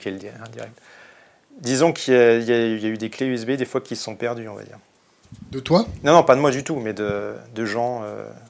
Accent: Bristol, South West England, United Kingdom; Moi je venais de Bristol, il m'a dit Ah, t'es de Bristol, super

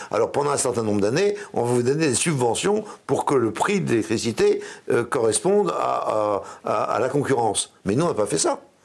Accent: Brittany, France; chez moi en Bretagne. Hein. moi en Bretagne, il y, a, une solidarité

